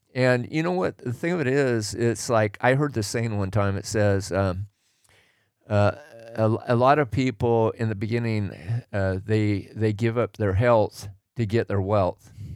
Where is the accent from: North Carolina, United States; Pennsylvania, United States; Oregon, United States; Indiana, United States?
Oregon, United States; I grew up in Oregon